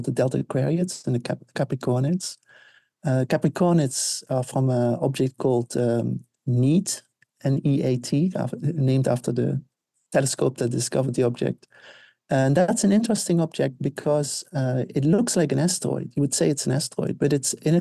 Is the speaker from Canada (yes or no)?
no; Netherlands; moved away; I grew up in the Netherlands, Northern Hemisphere.